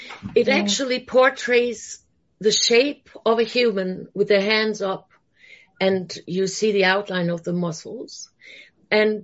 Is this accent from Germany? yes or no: yes; Germany; moved away; I'm originally from Germany